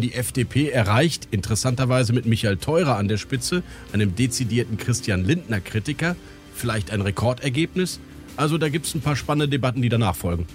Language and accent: German; Rhineland, Germany; ich als Rheinländer, der so grundoptimistisch ist